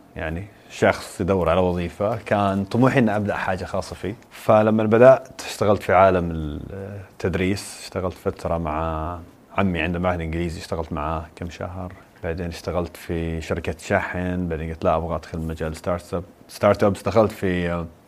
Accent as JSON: {"language": "Arabic", "town": "Qatif", "region": "Eastern Province", "country": "Saudi Arabia", "tie": "born or raised there", "also_born_or_lived": "United States", "said": "انا من القطيف بورن ريز ذير بس ان انا عشت في امريكا فتره الدراسه"}